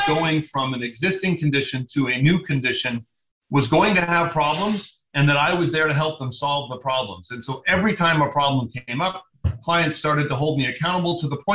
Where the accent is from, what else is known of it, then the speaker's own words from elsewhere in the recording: Los Angeles, California, United States; I grew up in Venice Beach. It's my hometown